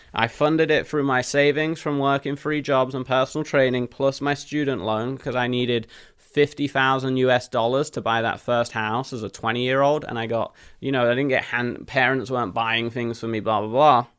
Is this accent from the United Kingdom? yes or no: yes; Leicester, East Midlands, United Kingdom; moved away as an adult; also born or lived in Nottingham; now in United States; In the middle of England, where I was born in Leicester